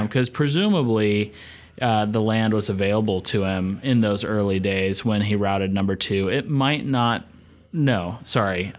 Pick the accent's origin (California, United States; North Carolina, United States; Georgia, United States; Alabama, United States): North Carolina, United States; Asheville; I grew up in Asheville, North Carolina, up in the western part of the state